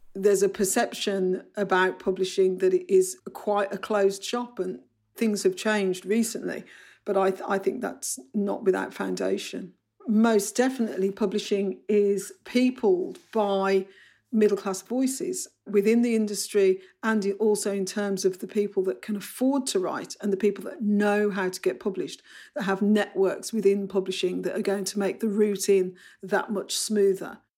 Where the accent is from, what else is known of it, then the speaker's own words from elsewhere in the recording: Bromley, London, United Kingdom; accent: Bromley; I've got short vowels, I've got a Bromley accent